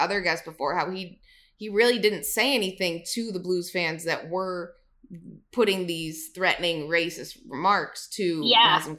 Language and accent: English; Toronto, Ontario, Canada; I'm from Toronto